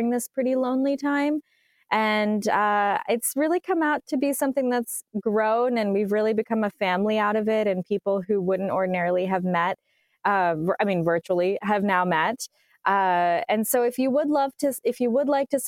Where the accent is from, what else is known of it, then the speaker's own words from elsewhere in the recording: United States; being born and raised in America